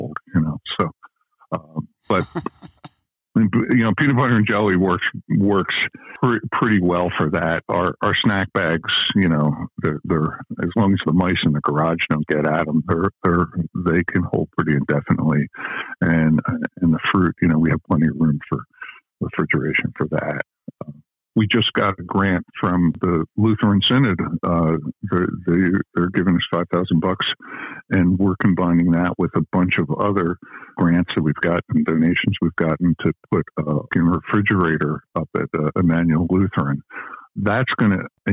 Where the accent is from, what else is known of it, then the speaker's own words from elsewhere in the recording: Delaware County, Pennsylvania, United States; I grew up in Delaware County. I know that area pretty well